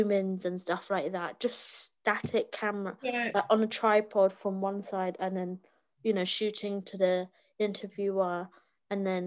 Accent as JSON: {"language": "English", "country": "United Kingdom", "said": "as a British citizen"}